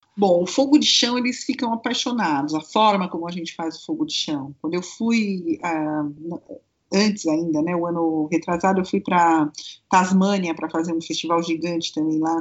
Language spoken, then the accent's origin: Portuguese; Brazil; Como bom brasileiro